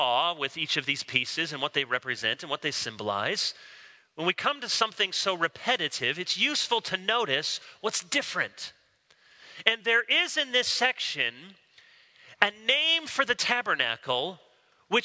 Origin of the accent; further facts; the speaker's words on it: Chicago, Illinois, United States; now in Charlotte, United States; I was born in Chicago